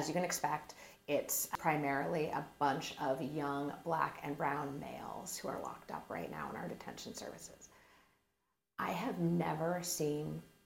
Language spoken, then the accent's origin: English; Phoenix, Arizona, United States; I was born and raised in Sunny Slope